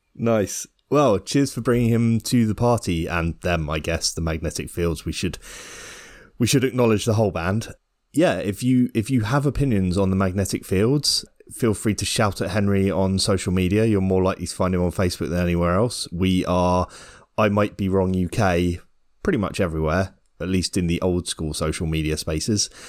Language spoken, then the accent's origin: English; United Kingdom; as a Brit